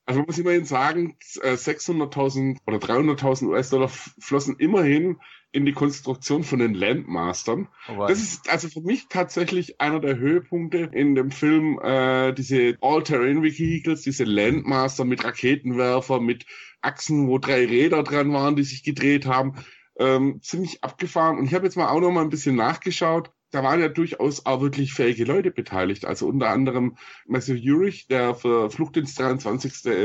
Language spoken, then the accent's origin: German; Munich, Bavaria, Germany; also ich bin ja Münchner, da hat man nicht unbedingt Platz für einen Parkplatz